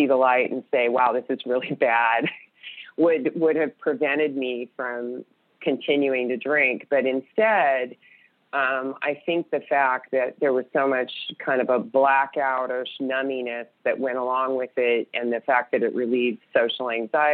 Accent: California, United States; I grew up in California in a very small town

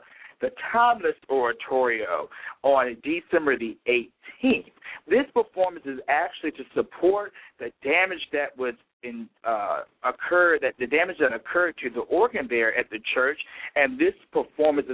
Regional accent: Petersburg, Virginia, United States; growing up in my hometown of Petersburg, Virginia, which is 30 minutes south of Richmond, Virginia

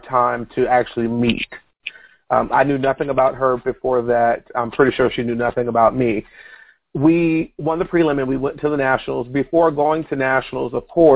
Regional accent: Virginia, United States; represent 757, because that was my hometown area

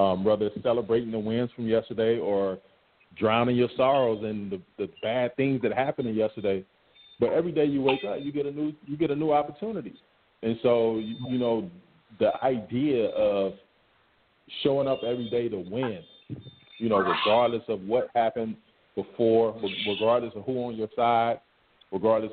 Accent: Cassatt, South Carolina, United States; I grew up in Cassett, South Carolina, right outside of Camden

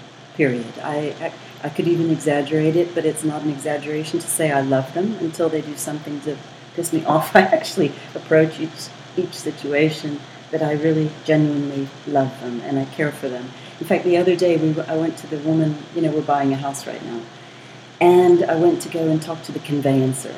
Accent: United States; now in South Africa; I'm American

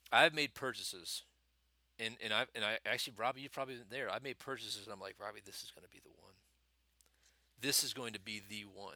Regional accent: United States; as an American, there's a culture of materialism

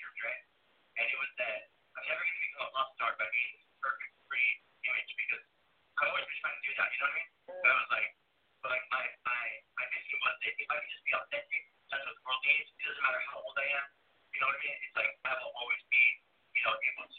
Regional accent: New Mexico, United States; moved away as an adult; also born or lived in Los Angeles, California; I am originally from New Mexico, but I moved to L.A. for about 5 years

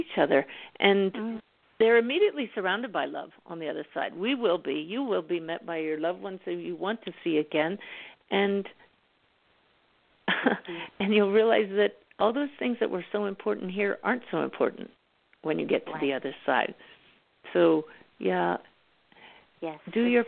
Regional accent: Pennsylvania, United States; I grew up in Pennsylvania, so I know the Poconos very well

